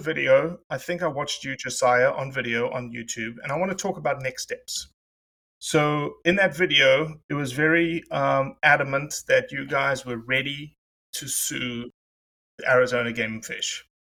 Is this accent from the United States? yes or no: no; South Africa; I'm South African.